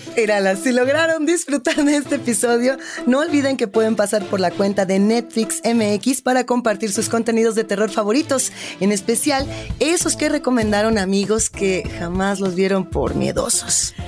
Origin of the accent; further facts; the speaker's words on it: Mexico; como centroamericanos, latinoamericanos, como mexicanos